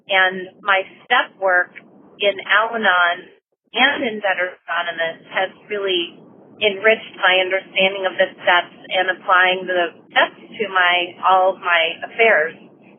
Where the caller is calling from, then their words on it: Maryland, United States; calling from Maryland. Actually, I'm calling you from California, where I'm here on work right now.